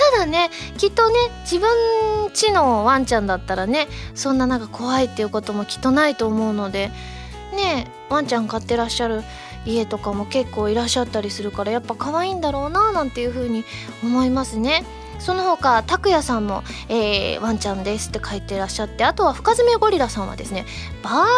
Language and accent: Japanese; Kansai, Japan; accent: Kansai; 私は関西魂を忘れていなかった